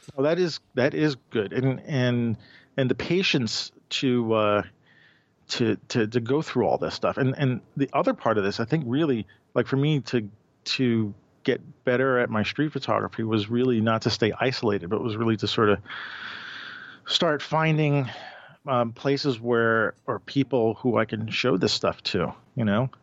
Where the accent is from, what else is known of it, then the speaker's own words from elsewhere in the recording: New York, United States; I'm a product of New York. I was born and raised in New York